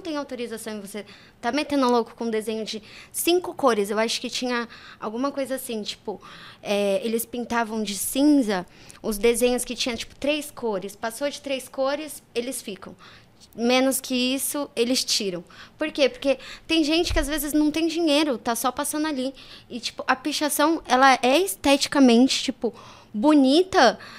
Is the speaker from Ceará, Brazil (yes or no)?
no; São Paulo, Brazil; also born or lived in Japan; Eu nasci na Zona Sul de São Paulo, é, no Jardim Gá